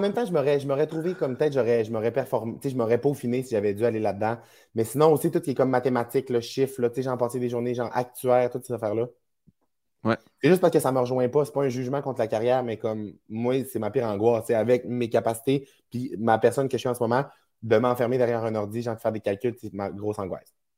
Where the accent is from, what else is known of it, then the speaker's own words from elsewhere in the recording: Saguenay, Quebec, Canada; now in Montreal, Canada; ma région natale